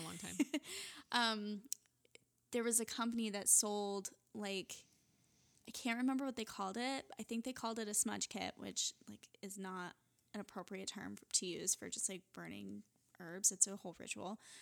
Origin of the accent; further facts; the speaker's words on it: Utah, United States; growing up in Utah